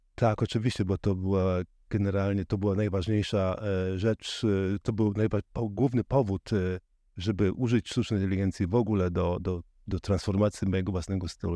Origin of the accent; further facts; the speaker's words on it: Żuławy Wiślane, Gdańsk Bay coast, Pomeranian Voivodeship, Poland; now in Berlin, Germany; pochodzę z, właśnie z Żuław Wiślanych, z, z wybrzeża, z Zatoka Gdańska